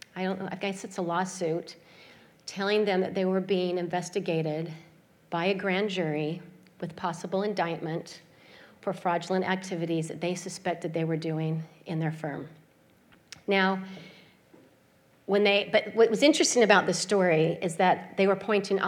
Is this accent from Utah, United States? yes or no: yes; Salt Lake City, Utah, United States; I grew up in Salt Lake City, Utah, and I grew up in the Mormon religion.